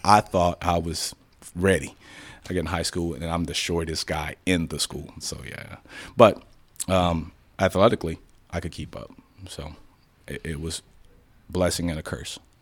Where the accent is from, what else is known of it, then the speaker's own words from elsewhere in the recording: Chicago, Illinois, United States; now in Dallas, United States; Born and raised in Chicago.